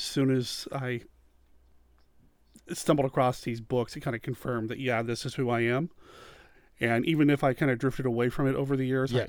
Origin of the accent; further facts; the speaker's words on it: Wyoming, United States; also born or lived in Arizona / Washington / Montana; I don't remember my time growing up in Arizona, which is where I was born, but my earliest memories are from Washington. Spent some time there, moved to Montana, and then ultimately Wyoming